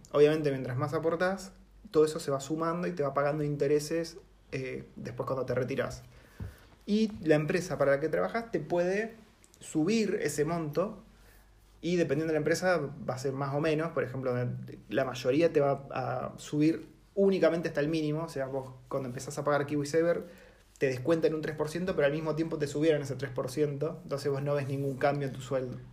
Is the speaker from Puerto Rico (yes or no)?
no; Argentina; moved away as an adult; now in New Zealand; en Argentina yo me acuerdo que nos teníamos que organizar para no pisarnos con la vacación